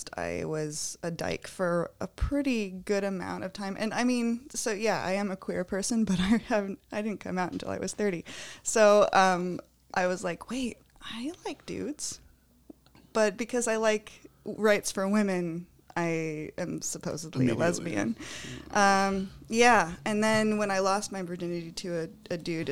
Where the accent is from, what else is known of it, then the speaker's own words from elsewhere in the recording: Bigfork, Montana, United States; moved away as an adult; also born or lived in Chicago; I grew up in Big Fork